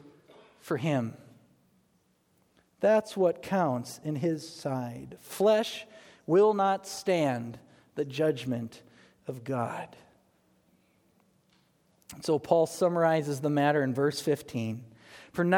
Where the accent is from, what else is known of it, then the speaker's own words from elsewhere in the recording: United States; as American evangelicals